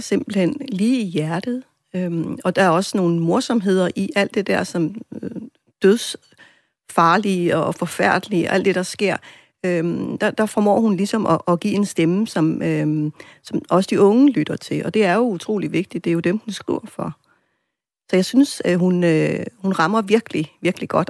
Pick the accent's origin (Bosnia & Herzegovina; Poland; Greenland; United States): Greenland; som grønlændere